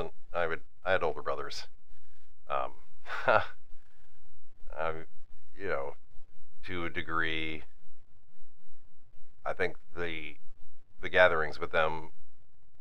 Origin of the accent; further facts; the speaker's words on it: Northeast, United States; I'm from Northeast